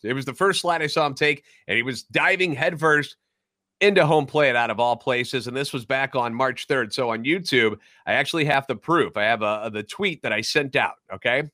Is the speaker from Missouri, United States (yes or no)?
yes; St. Louis, Missouri, United States; born or raised there